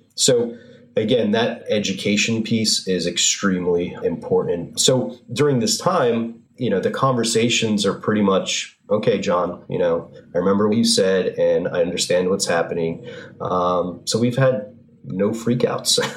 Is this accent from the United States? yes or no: yes; North Haven, Connecticut, United States; I grew up in North Haven.